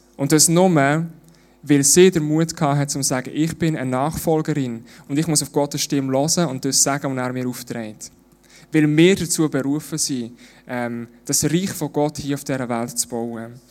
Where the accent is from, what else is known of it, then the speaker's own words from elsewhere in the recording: Switzerland; bei uns in der Schweiz